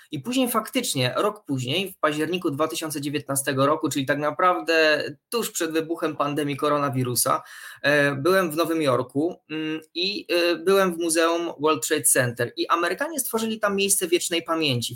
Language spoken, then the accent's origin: Polish; Rybnik, Silesian Voivodeship, Poland; ja pochodzę z Śląska, z Rybnika